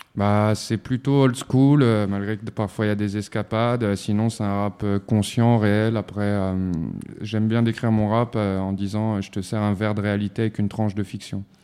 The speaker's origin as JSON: {"language": "French", "town": "Montreuil", "region": "Île-de-France", "country": "France", "said": "moi à la base je viens de la ville de Montreuil, dans le 93, 93 100 Montreuil et du quartier Ruffin."}